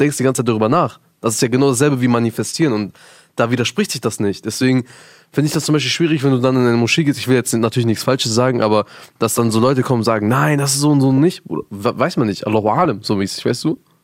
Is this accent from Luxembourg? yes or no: no; Germany; ich bin in Deutschland groß geworden